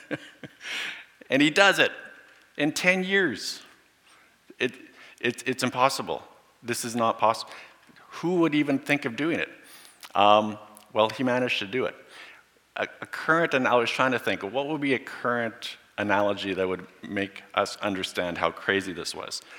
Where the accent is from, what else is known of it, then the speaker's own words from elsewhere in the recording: Borden, Saskatchewan, Canada; I grew up in Borden. Went from kindergarten to grade 12 in Borden.